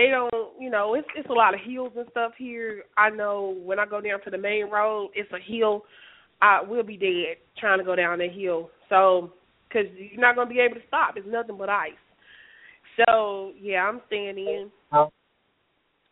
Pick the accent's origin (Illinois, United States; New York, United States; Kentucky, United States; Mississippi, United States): Illinois, United States; Chicago; now in Alabama, United States; I'm from Chicago